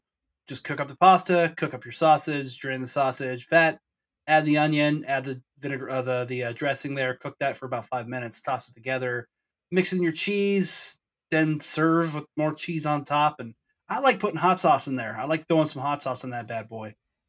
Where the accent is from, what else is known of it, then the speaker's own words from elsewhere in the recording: Snohomish, Washington, United States; we grew up in Snohomish.